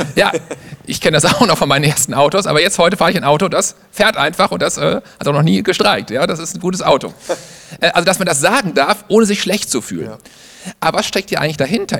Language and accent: German; Germany; Ich bin in Deutschland geboren